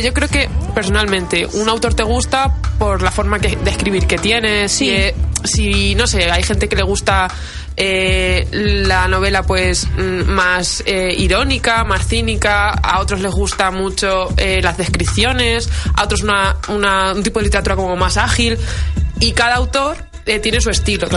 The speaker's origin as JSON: {"language": "Spanish", "town": "Valladolid", "region": "Castile and León", "country": "Spain", "said": "como buena vallisoletana"}